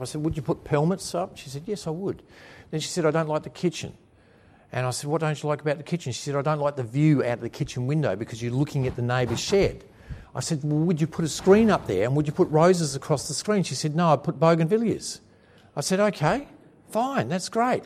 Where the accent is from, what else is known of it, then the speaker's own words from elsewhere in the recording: Williamstown, Australia; in my hometown of Williamstown